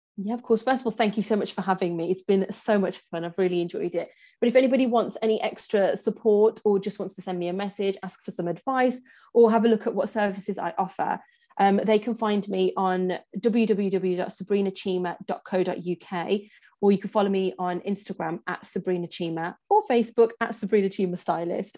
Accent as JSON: {"language": "English", "region": "England", "country": "United Kingdom", "tie": "born or raised there", "said": "born and raised in England"}